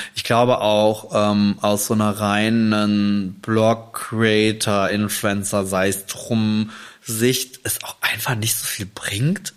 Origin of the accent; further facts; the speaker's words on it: Germany; bei uns in Deutschland